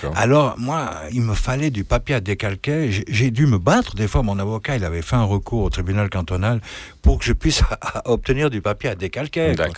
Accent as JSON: {"language": "French", "area": "French-speaking Switzerland", "region": "Romandy", "country": "Switzerland", "said": "je suis un Suisse romain"}